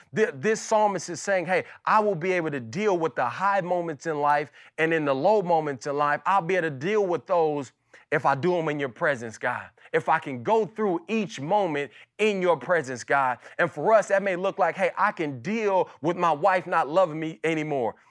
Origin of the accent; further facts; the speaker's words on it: Las Vegas, Nevada, United States; my childhood and kinda growing up in Las Vegas.